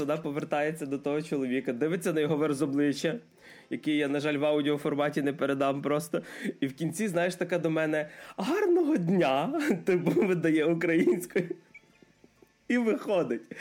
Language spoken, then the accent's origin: Ukrainian; Ternopil, Ternopil Oblast, Ukraine; moved away as an adult; also born or lived in Kyiv; now in Lviv, Ukraine; я майже все життя прожив в Тернополі, е, три роки прожив в Києві і зараз вже два з чимось у Львові